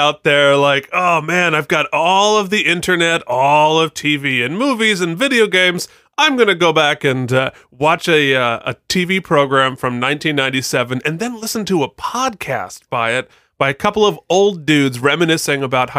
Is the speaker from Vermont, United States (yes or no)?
yes; Vermont, United States; I'm from Vermont.